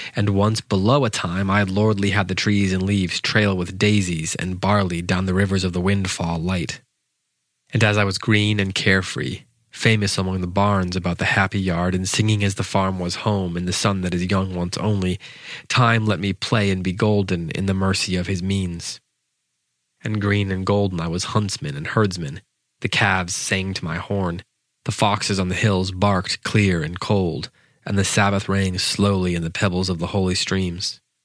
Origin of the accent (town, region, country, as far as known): United States